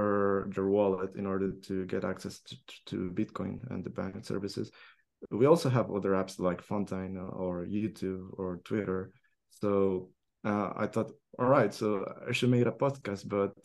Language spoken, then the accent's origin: English; El Salvador; we as Salvadorians or Latin American Spanish speaker